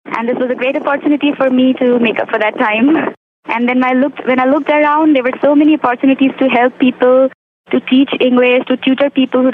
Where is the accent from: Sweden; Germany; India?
India; moved away as an adult; now in United States; I'm from India